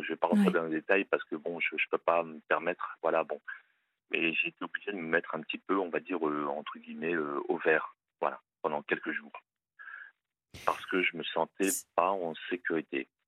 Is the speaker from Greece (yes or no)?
no; Hauts-de-France, France; Je viens des Hauts-de-France